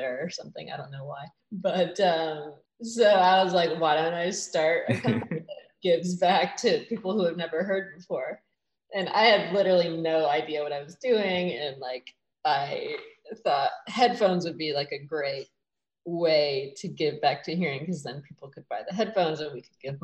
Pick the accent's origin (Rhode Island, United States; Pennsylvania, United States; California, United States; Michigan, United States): Michigan, United States; moved away as an adult; now in Los Angeles, United States; I was growing up in Michigan.